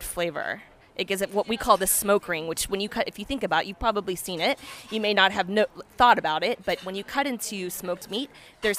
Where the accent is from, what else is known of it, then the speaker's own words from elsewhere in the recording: Texas, United States; moved away as an adult; also born or lived in Chicago; now in France; as a Texan